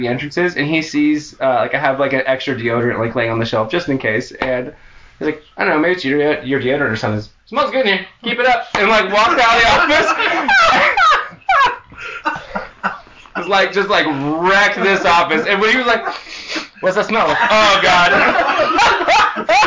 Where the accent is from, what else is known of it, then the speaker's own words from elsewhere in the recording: California, United States; moved away as an adult; now in Oklahoma, United States; I'm from California